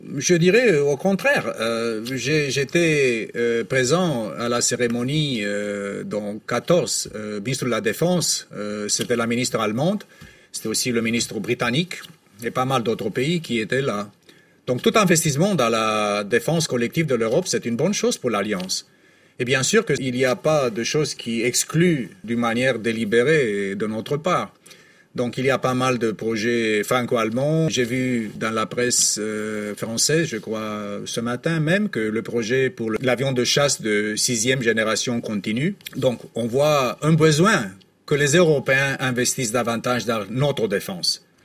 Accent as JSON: {"language": "French", "country": "Romania", "said": "dans mon pays d'origine, euh, à Deveselou"}